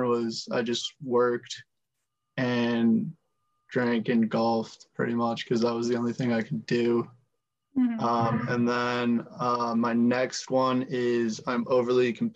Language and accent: English; Hadley, Massachusetts, United States; I'm from Hadley, Mass.